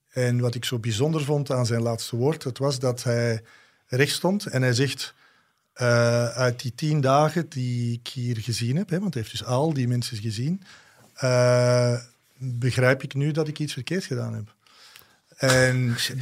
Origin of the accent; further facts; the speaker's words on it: Antwerp, Flanders, Belgium; ik voelde mij ook als Antwerpenaar aangesproken